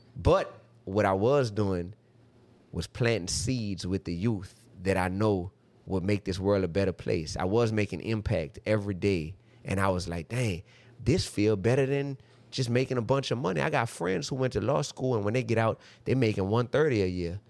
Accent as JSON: {"language": "English", "town": "New Orleans", "region": "Louisiana", "country": "United States", "said": "I come from New Orleans, Louisiana"}